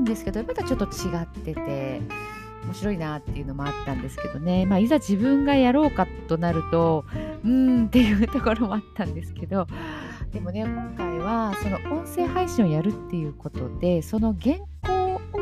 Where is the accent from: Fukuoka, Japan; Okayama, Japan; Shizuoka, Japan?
Okayama, Japan; 地元が岡山